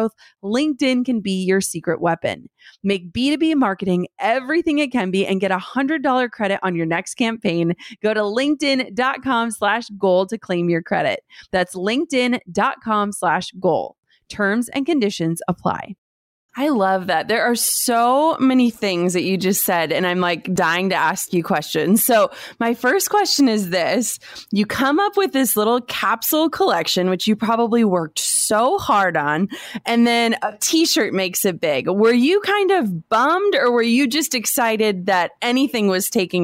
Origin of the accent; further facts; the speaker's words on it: Midwest, United States; I'm totally from the Midwest